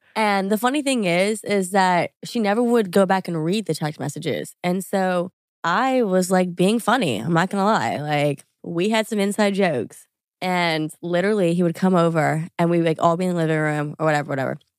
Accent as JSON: {"language": "English", "region": "Louisiana", "country": "United States", "tie": "born or raised there", "also_born_or_lived": "New York", "moved": "as an adult", "said": "I grew up in Louisiana, went to L S U"}